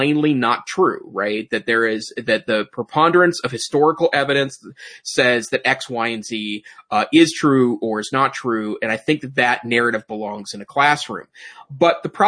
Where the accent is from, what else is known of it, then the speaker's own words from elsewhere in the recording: United States; being an American